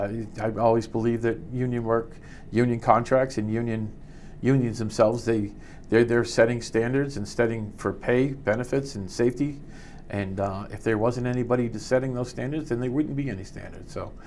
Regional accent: Marshfield, Massachusetts, United States; also born or lived in Huntington, New York / Chicago; now in Quincy, United States; I was born in Huntington, New York. My dad, I'm the youngest of seven kids. My dad worked in Manhattan for years, and then he moved to Chicago. And then we ended up moving to Marshfield in 1972, and I went to Marshfield Public Schools

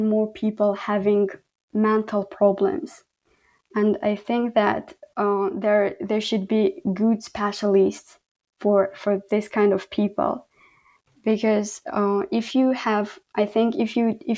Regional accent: Khorog, Gorno-Badakhshan, Tajikistan; English is a second language; moved away as an adult; also born or lived in Kyrgyzstan; now in Canada; in Pamir or in Horog, where I live, like my hometown

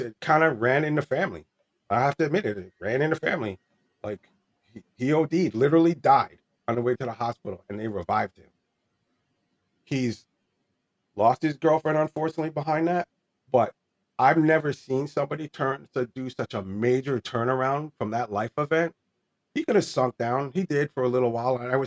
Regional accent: New Jersey, United States; also born or lived in California; we're from New Jersey.

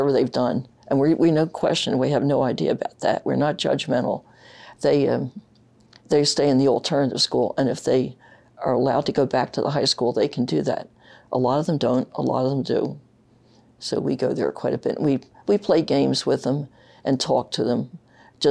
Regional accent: Philadelphia, Pennsylvania, United States; also born or lived in St. Paul, Minnesota / Upper Merion, Pennsylvania; when I was 9 months old, my parents moved east. So I lived in Northeast Philadelphia and graduated from high school up there

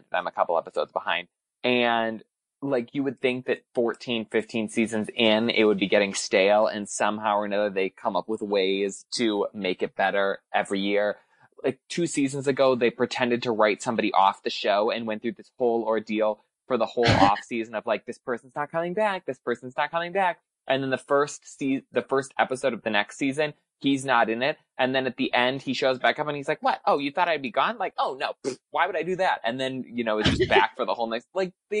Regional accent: Midwest, United States; I'm from the Midwest

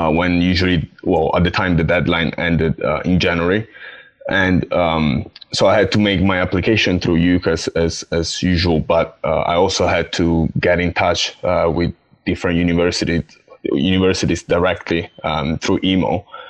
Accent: Italy; moved away as an adult; now in Essex, United Kingdom; I come from Italy

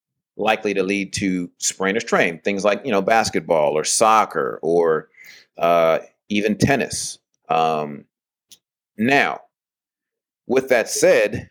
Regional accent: California, United States; moved away; I'm from California

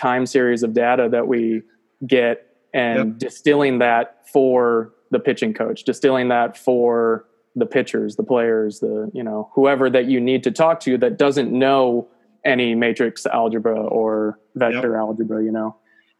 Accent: Spring Lake, Michigan, United States; moved away as an adult; now in Auburn, United States; I am originally from Spring Lake, Michigan

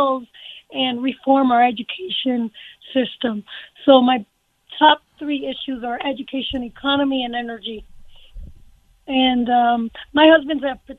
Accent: Miami, Florida, United States; moved away as an adult; now in Colorado, United States; I am originally from Miami, Florida. I moved out here 30 years ago.

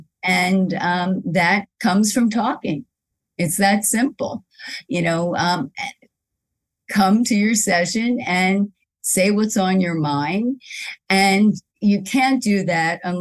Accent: Philadelphia, Pennsylvania, United States; moved away as an adult; now in New York, United States; I grew up in Philadelphia, and then I moved to New York 37 years ago

